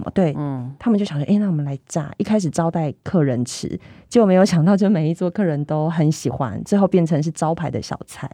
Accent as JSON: {"language": "Chinese", "region": "Tainan", "country": "Taiwan", "said": "我们台南人"}